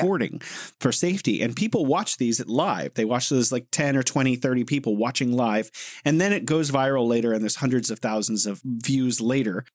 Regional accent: United States; I'm an American

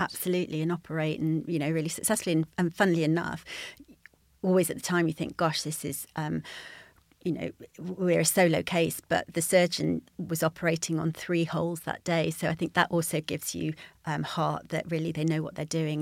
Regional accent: United Kingdom; moved away; also born or lived in Yorkshire; I grew up near the Peak District

